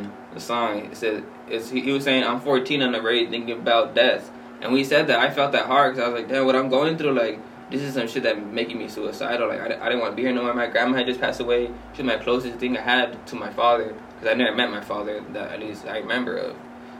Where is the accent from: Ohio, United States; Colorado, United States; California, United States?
California, United States; Los Angeles; I'm from Wilmington, but I kind of grew up all parts of Wilmington. I grew up by Banning Boulevard